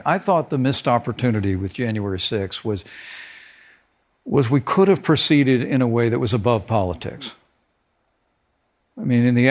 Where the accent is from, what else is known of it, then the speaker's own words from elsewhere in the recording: Indiana, United States; tell my story growing up in Indiana, a little small town not far from Bloomington.